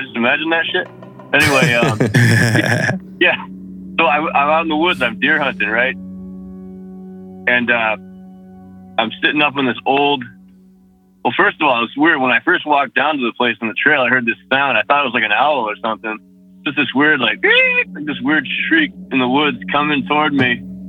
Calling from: Massachusetts, United States; again, Massachusetts.

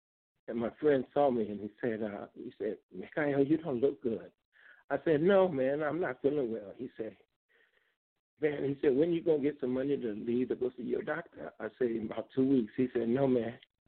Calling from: Los Angeles, California, United States; I'm calling from Los Angeles.

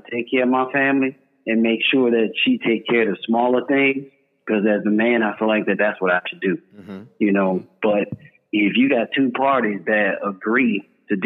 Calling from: San Antonio, Texas, United States; I'm calling from San Antonio, Texas.

